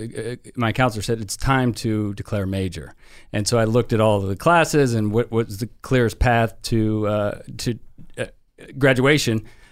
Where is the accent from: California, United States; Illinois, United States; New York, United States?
California, United States; San Francisco; moved away as an adult; now in Tampa, United States; I was born and raised in San Francisco, and I moved out to Tampa with Nikki and her family